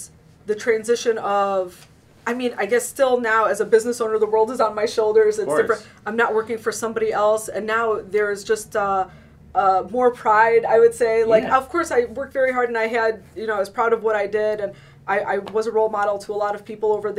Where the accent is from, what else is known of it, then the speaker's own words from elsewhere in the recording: Oak Park, Michigan, United States; I grew up in Oak Park. I went to Wayne State Business School.